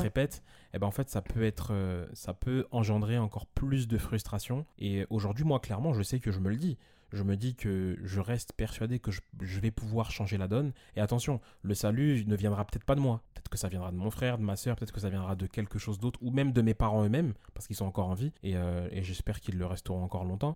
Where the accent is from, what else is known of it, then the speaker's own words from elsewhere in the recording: Évry, Île-de-France, France; j'ai grandi à Evry dans un quartier qui s'appelle Les Épinettes et ensuite j'ai déménagé